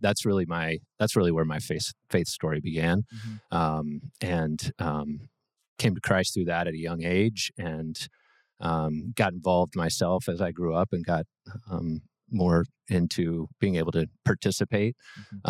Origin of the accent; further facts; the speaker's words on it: Brentwood, Tennessee, United States; so grew up in Brentwood